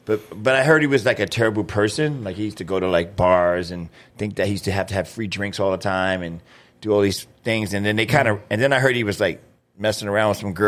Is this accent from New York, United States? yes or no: yes; New York, United States; also born or lived in Visalia, California; now in Grand Forks, United States; the sucky thing about growing up in New York, they always try to, like, colorblind you to other things. I'm like, just because I'm a black kid and I'm tall doesn't mean I have to play basketball or football.